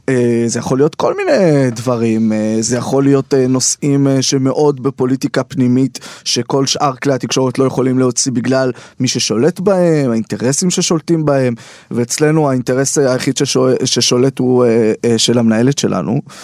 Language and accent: Hebrew; Beit Shemesh, Jerusalem District, Israel; moved away as an adult; now in Tel Aviv, Israel; אני גר אה, בתל אביב וגדלתי בית שמש, ירושלים, על הציר הזה